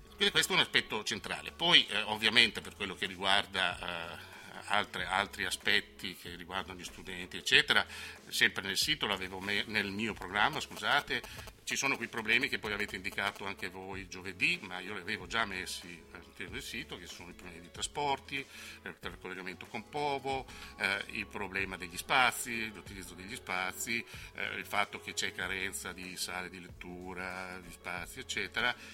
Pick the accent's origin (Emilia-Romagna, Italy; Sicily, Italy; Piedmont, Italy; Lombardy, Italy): Emilia-Romagna, Italy; accent: Romagnolo; sono romagnolo come si sente dalla mia S